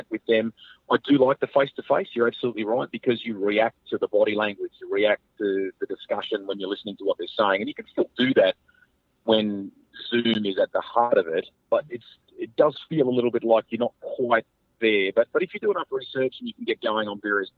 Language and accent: English; Australia; now in New Zealand; I'm an Aussie at heart